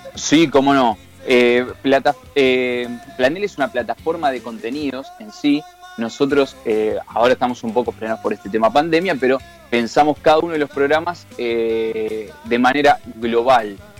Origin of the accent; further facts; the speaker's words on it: Temperley, Buenos Aires Province, Argentina; soy de Loma de Zamora, de Temperley específicamente